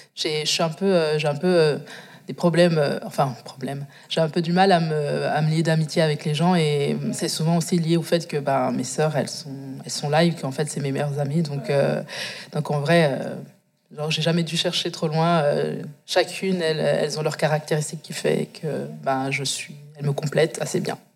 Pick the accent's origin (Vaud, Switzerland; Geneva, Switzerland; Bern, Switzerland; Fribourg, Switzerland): Bern, Switzerland; Moutier; also born or lived in Angola / Biel/Bienne, Switzerland; J'ai grandi dans le Jura, Jura bernois. Ça va pas, ça. j'en suis déménagée dans le canton de Berne, à Bienne. mais c'est vrai que mes premiers débuts de vie, ben, c'était dans le Jura bernois